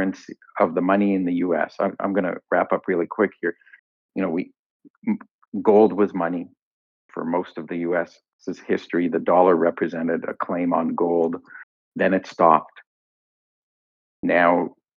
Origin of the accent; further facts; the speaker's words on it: Canada; I say this as a Canadian